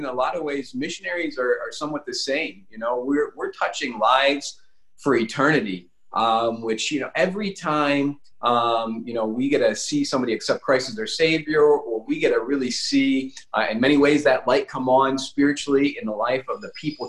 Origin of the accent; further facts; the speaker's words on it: United States; moved away as an adult; now in Madagascar; we come from the United States, which is a wonderful country